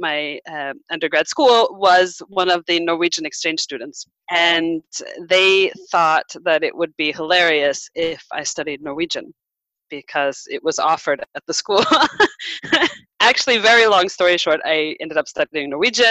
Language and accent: English; Nebraska, United States; moved away as an adult; also born or lived in Norway; now in Sweden; I come from Nebraska